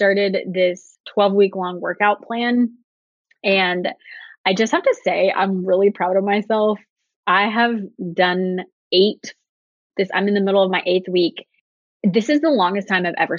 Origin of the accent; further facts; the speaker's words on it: Austin, Texas, United States; also born or lived in Uganda; I'm from Austin